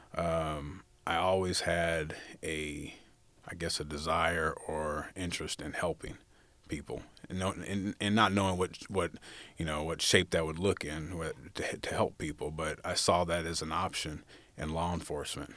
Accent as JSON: {"language": "English", "town": "Fresno", "region": "California", "country": "United States", "tie": "born or raised there", "also_born_or_lived": "Los Angeles, California", "said": "I was raised primarily in Fresno, California"}